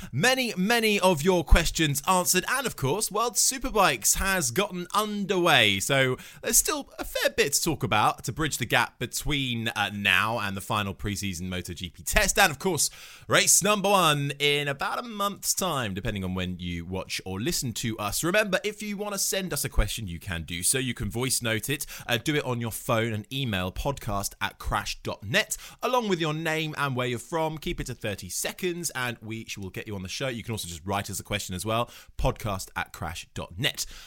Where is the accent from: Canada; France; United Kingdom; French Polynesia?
United Kingdom; we're all British